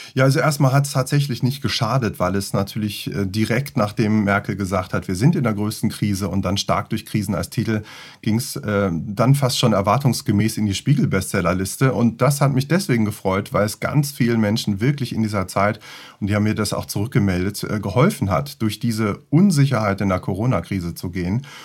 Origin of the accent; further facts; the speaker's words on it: Göttingen, Lower Saxony, Germany; moved away; also born or lived in Luxembourg; Ich bin eigentlich aus Göttingen